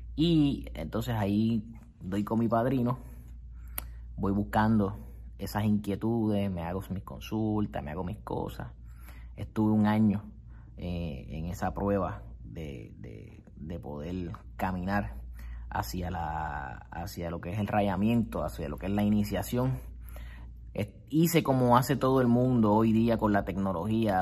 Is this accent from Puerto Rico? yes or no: yes; Puerto Rico; comienzo a trabajar en la, la, rama del gobierno del Estado Libre Asociado de Puerto Rico